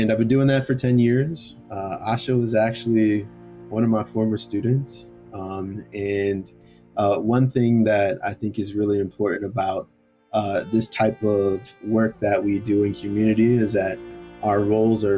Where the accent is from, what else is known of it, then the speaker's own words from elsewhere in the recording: Philadelphia, Pennsylvania, United States; moved away as an adult; I was born and raised in Philly, and I left Philly at the age of 18 to go to college